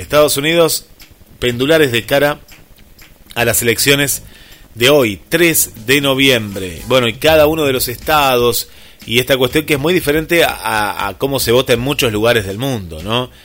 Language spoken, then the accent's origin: Spanish; Mar del Plata, Buenos Aires Province, Argentina; en nuestra querida Mar del Plata